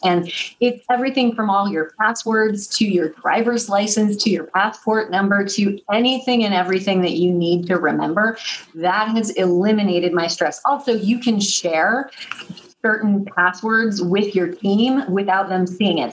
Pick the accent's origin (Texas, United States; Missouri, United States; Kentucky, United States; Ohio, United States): Missouri, United States; now in New York City, United States; I'm from Missouri. I live in New York City across from Alvin Ailey Dance Theater, but I'm from Missouri. And what that means is that I'm a Midwestern girl.